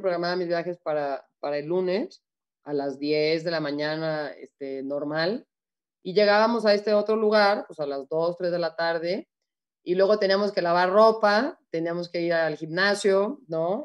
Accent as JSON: {"language": "Spanish", "country": "Mexico", "also_born_or_lived": "Arizona, United States", "moved": "as an adult", "said": "me quiero retirar en México, me quiero retirar en mi país, me quiero retirar frente de mi gente"}